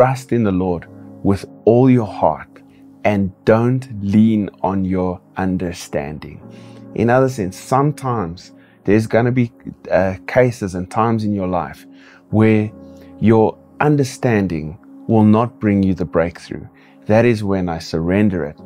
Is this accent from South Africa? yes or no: yes; Kimberley, Northern Cape, South Africa; I also pastor a church here in my hometown, Kimberley